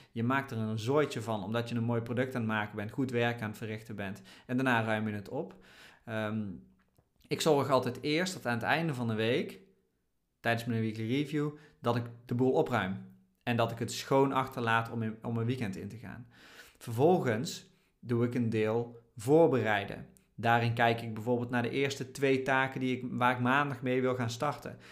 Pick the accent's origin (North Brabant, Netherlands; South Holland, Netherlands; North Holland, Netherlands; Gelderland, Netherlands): North Brabant, Netherlands; Oirschot; moved away; daar ben ik opgegroeid in Oorschot